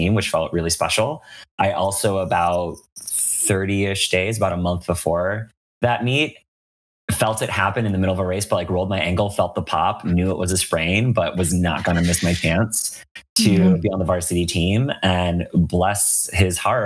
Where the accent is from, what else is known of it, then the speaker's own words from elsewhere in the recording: Western Massachusetts, United States; now in San Francisco, United States; I grew up in Western Massachusetts